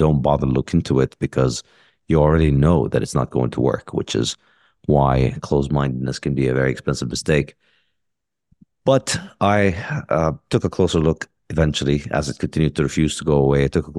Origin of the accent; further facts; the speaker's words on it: Ramallah, Ramallah and al-Bireh Governorate, Palestine; I mean, I grew up in Palestine, in Ramallah. My father's a doctor.